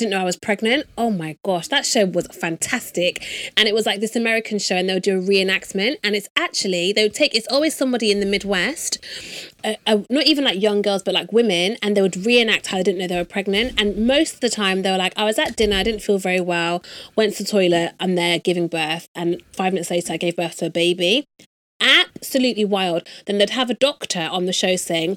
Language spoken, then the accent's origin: English; England, United Kingdom; I'm from England